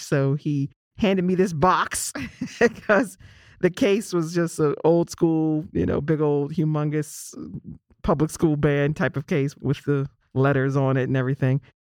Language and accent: English; Pittsburgh, Pennsylvania, United States; growing up in Pittsburgh, my beloved city of Pittsburgh